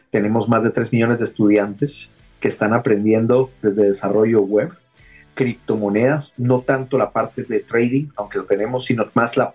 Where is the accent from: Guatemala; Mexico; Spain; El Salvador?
Guatemala; moved away; also born or lived in Santiago, Chile; Yo vivía allá en Santiago. Ah, mira. Eh, eh, soy originario de Guatemala, pero ya tenía bastante tiempo rebotando por el mundo.